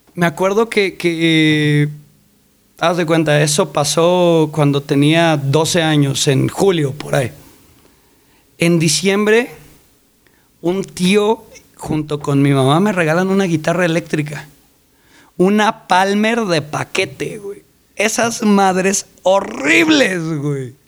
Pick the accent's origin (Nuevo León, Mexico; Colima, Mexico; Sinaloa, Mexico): Colima, Mexico; now in Mexico City, Mexico; Crecí en Colima, nací aquí en la Ciudad de México, pero crecí en Colima